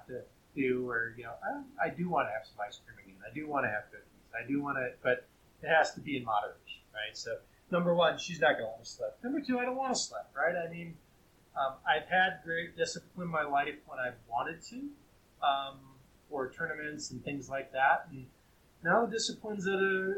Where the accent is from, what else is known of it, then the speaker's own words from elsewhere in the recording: near Buffalo, New York, United States; now in Truckee, United States; I grew up near Buffalo